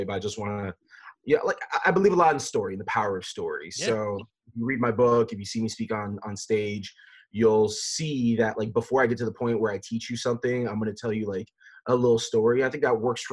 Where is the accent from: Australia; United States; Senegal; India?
United States; Fort Lauderdale, Florida; I grew up in South Florida, born and raised in Fort Lauderdale